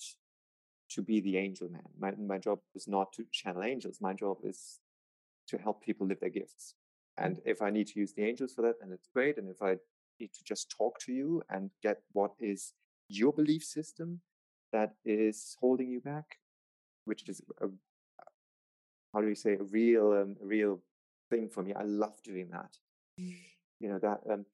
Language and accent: English; Germany; moved away as an adult; also born or lived in Palm Springs; I'm moving back to Germany